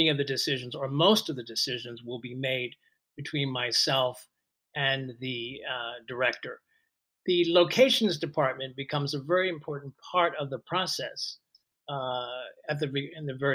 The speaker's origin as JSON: {"language": "English", "town": "Philadelphia", "region": "Pennsylvania", "country": "United States", "tie": "born or raised there", "said": "I'm from Philadelphia, and I started working at an amateur theater company in Philadelphia as a teenager"}